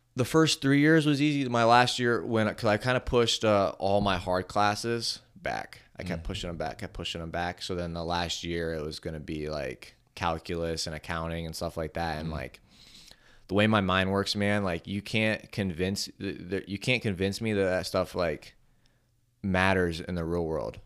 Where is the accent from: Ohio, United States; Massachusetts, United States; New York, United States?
Ohio, United States; it was in my hometown. It was in Cleveland, and not my hometown. It was in Ohio